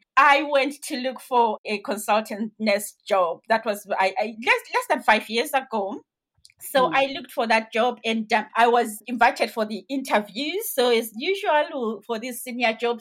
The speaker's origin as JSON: {"language": "English", "country": "Zimbabwe", "moved": "yes", "said": "I am originally from Zimbabwe. So in Zimbabwe, the entry at the time to nursing was that you needed to be 17 and a half years."}